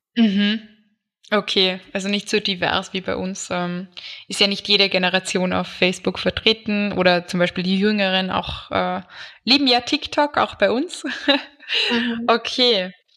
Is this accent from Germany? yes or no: no; Austria; bei uns in Österreich